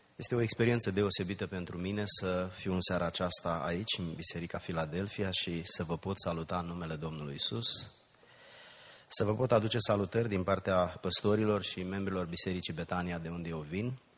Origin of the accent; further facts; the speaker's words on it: a village near Giurgiu, Muntenia, Giurgiu County, Romania; now in United States; din satul meu, un sat de lângă Giurgiu, sub București, pe malul Dunării, undeva în Muntenia